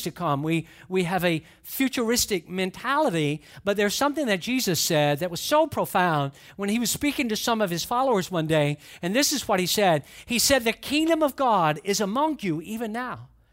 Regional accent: Atlanta, Georgia, United States; also born or lived in Valdosta, Georgia; I grew up in Atlanta, but for a few short years, we lived in Valdosta, Georgia

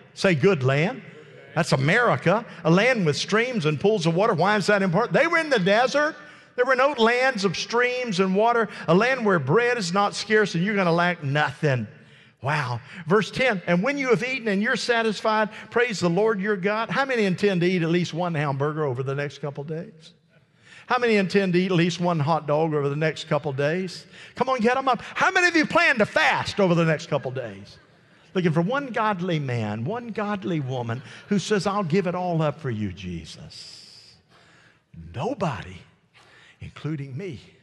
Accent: United States; I am an American citizen

